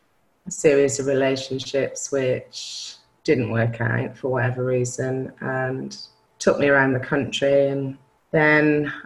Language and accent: English; Newcastle, North East England, United Kingdom; also born or lived in Belgium; So I was born in Belgium, army parents. So I spent first 8 years of my life abroad, moved to Newcastle, where all my family are Geordies, and lived with my mum and dad and my brother.